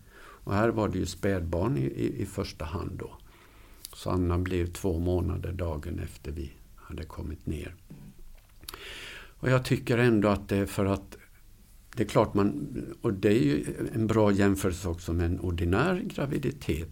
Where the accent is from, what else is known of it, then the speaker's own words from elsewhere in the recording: Huskvarna, Jönköping County, Sweden; also born or lived in Luleå; now in Borås, Sweden; född och uppvuxen i Huskvarna